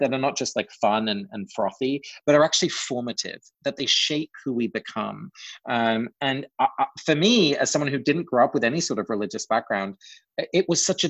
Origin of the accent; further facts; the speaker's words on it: England, United Kingdom; moved away; growing up in England, you know, the culture is just pretty different from the US